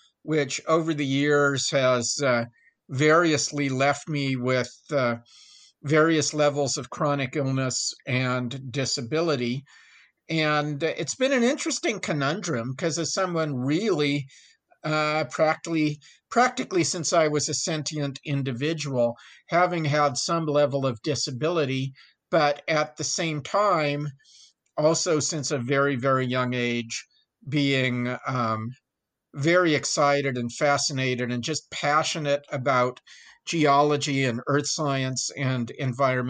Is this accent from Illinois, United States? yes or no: no; San Francisco Bay Area, Northern California, United States; moved away as an adult; also born or lived in Davis, California; now in El Paso, United States; I'm from Northern California. I grew up in the San Francisco Bay Area